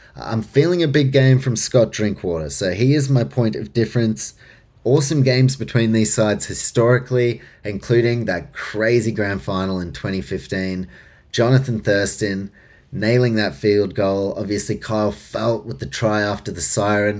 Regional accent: Auckland, New Zealand; I grew up in New Zealand, in Auckland

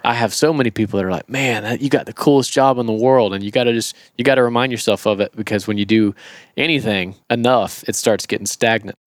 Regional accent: Florida, United States; I'm from Florida

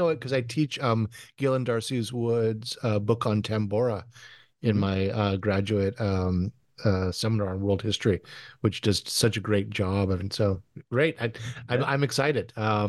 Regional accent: California, United States; also born or lived in Hawaii; I'm from California and Hawaii, like I'm not used to having old things around.

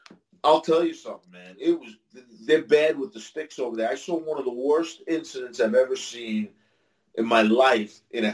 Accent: Long Island, New York, United States; he liked the fact that I was from Long Island

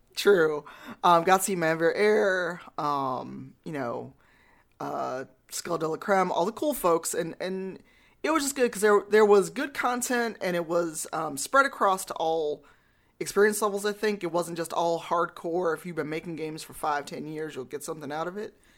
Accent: Chicago, Illinois, United States; I'm from Chicago

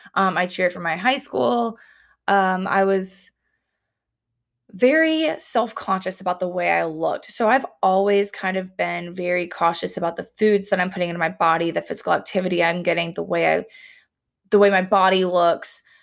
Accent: the South, United States; also born or lived in Columbia, South Carolina / Auburn, Alabama; now in Alabama, United States; I grew up in the South

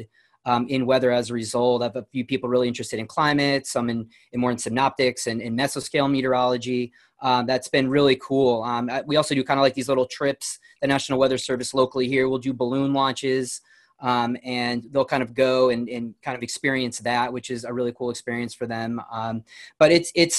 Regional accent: New Milford, Connecticut, United States; I grew up in New Milford, Connecticut

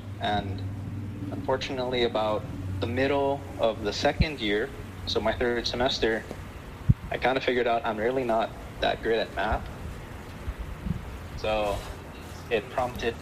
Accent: United States; My upbringing was very American. I was born here and raised here

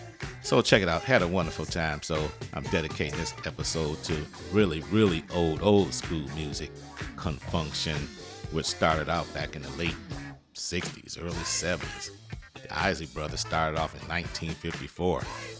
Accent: United States; now in Los Angeles, United States; I'm not originally from Los Angeles, so I have a different view about the two teams in the city.

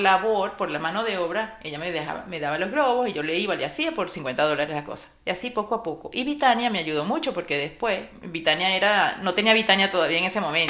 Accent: Caracas, Capital District, Venezuela; moved away as an adult; now in Miami, United States; en Caracas, Venezuela, de donde soy

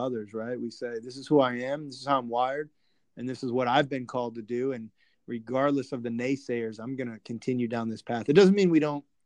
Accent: Northwest Indiana, United States; I grew up in Northwest Indiana, about 25 minutes east of Valparaiso University

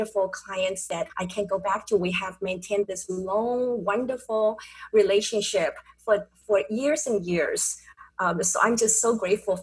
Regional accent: Taipei, Taiwan; now in San Diego, United States; I was born and raised in Taipei, Taiwan.

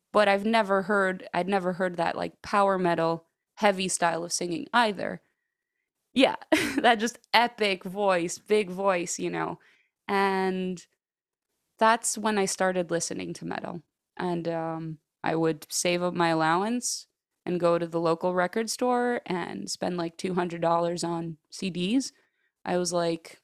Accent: Greece; moved away as an adult; now in Chicago, United States; I grew up in Chicago, but then when I was 10 years old, my parents and I, we moved to Greece, because my parents are Greek. So, and I stayed there up until the age of like 25

